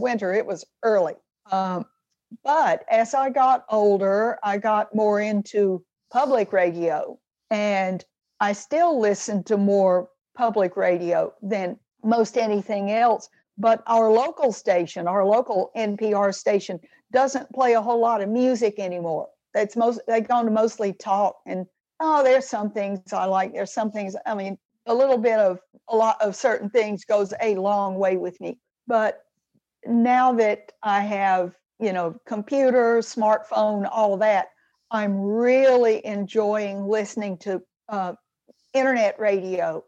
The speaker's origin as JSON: {"language": "English", "town": "Atlanta", "region": "Georgia", "country": "United States", "tie": "born or raised there", "said": "when I was growing up in Atlanta, Georgia"}